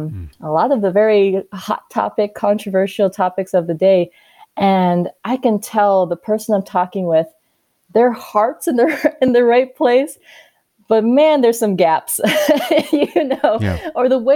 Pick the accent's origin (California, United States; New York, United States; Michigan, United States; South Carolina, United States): South Carolina, United States; born there; one like myself, born in South Carolina, my mom born and raised in Uganda, Africa, we are all so different.